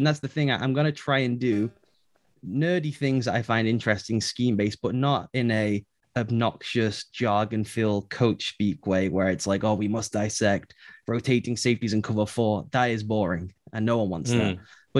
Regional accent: England, United Kingdom; So I decided I am going to do an American accent. So when they call, they cannot tell I'm English.

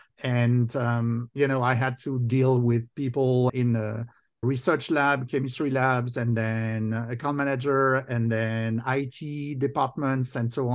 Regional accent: France; accent: French; now in United States; I grew up in France. You can probably tell both from my accent and my name. So I'm originally French and American now.

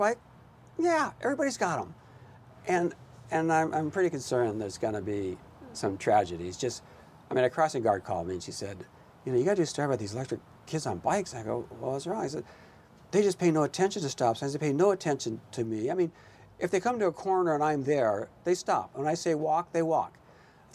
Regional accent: Los Angeles, California, United States; also born or lived in South Bay, Los Angeles; I grew up in Pacific Palisades

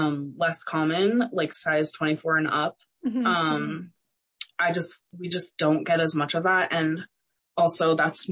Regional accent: East Coast, United States; also born or lived in New Mexico; now in Albuquerque, United States; I'm from the East Coast originally

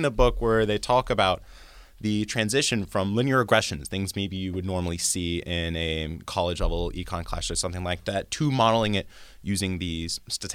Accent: near The Citadel, South Carolina, United States; moved away as an adult; also born or lived in Princeton, New Jersey; Citadel to me was the college that was near my hometown

